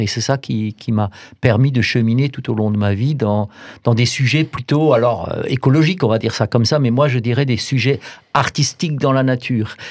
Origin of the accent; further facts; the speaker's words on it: Alsace Bossue, Grand Est, France; j'ai grandi en Alsace-Bossu, dans un tout petit village